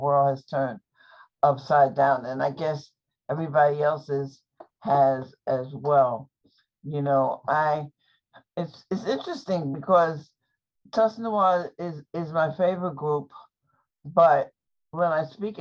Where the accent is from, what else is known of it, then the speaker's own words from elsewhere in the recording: New York, United States; I'm from New York